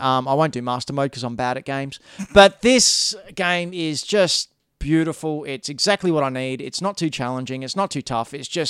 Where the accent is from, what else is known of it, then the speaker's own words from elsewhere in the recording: Australia; We're from Australia, by the way.